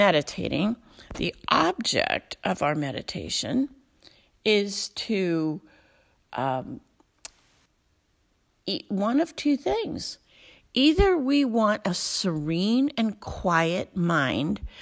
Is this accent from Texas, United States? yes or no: no; Alpena, Michigan, United States; I'm from Alpena, Michigan, northern part of the Lower Peninsula